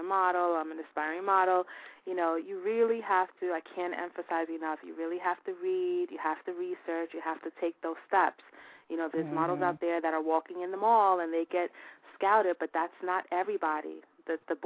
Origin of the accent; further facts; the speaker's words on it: New York City, New York, United States; It's going to be in my hometown